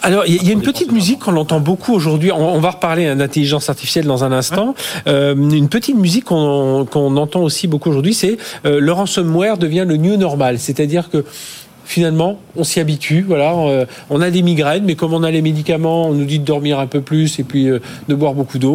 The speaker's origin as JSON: {"language": "French", "country": "France", "said": "chez nous en France, en Europe"}